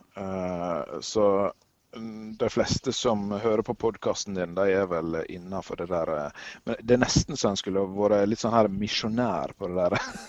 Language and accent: Norwegian; Førde, Vestland, Norway; Førde, der jeg kommer fra